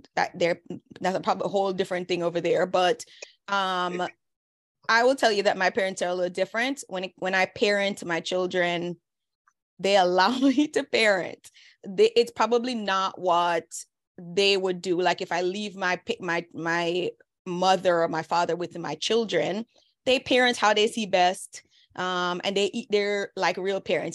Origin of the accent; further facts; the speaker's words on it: Jamaica; moved away; They know we're all Jamaican. They know that we came here fresh off the boat.